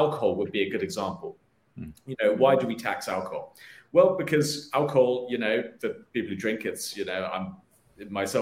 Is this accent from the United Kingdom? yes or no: yes; United Kingdom; moved away as an adult; also born or lived in London; now in United States; I'm originally from the United Kingdom. I moved here in about 2015 for work.